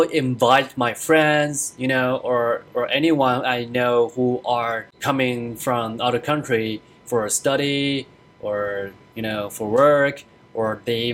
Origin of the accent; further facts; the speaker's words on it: Taiwan; moved away as an adult; now in United States; I'm originally from Taiwan, and I come in here for studies and for work